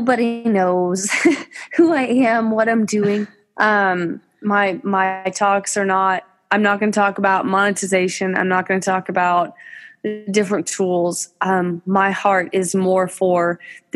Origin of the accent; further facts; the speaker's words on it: Fort Worth, Texas, United States; I'm from Fort Worth.